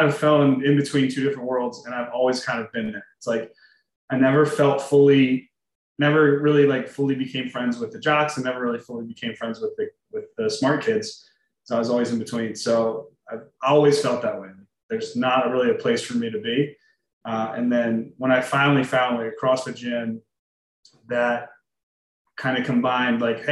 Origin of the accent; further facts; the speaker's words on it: New Jersey, United States; also born or lived in Pittsburgh / Philadelphia; I'm originally from South Jersey, so about 20, 25 minutes outside of Philadelphia. Born and raised there